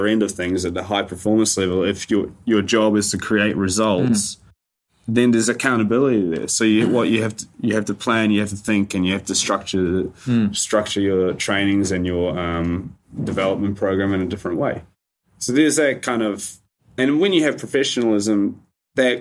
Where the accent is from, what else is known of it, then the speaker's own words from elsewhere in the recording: New Zealand; growing up in New Zealand